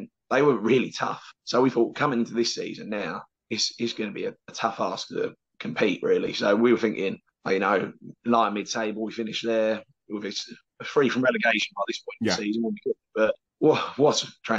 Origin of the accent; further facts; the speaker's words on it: London, United Kingdom; moved away as an adult; now in Canvey Island, United Kingdom; I grew up in London